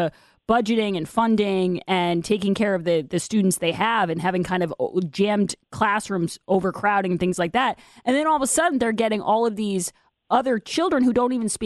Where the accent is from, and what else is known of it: Massachusetts, United States; born or raised there